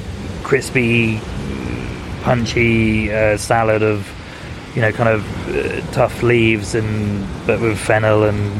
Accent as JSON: {"language": "English", "town": "Scarborough", "region": "Yorkshire and the Humber", "country": "United Kingdom", "tie": "born or raised there", "said": "I grew up on the Scarborough coast"}